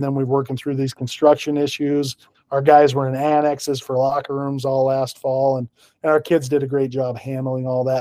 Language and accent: English; Pocatello, Idaho, United States; moved away as an adult; also born or lived in North Dakota / Medford, Oregon; now in Washington, United States; I'm originally from Pocatello, Idaho